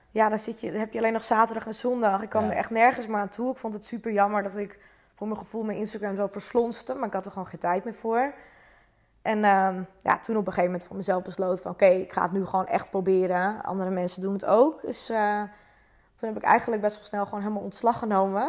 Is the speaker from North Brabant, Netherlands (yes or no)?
no; Zuidoost-Beemster, North Holland, Netherlands; Ik kom uit Zuidoost-Beemster. Dat ligt naast Purmerend.